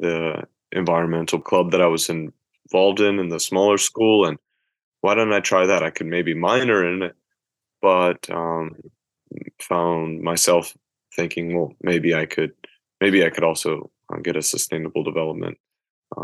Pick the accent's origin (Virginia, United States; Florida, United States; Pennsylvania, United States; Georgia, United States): Georgia, United States; Athens; moved away as an adult; also born or lived in Boone, North Carolina; now in Hiroshima, Japan; my hometown in Athens, Georgia. I grew up going to different restaurants